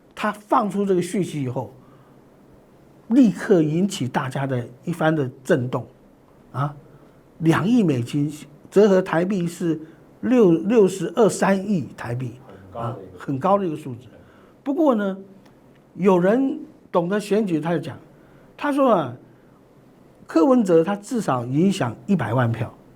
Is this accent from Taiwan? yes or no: yes; Taiwan; 我们台湾人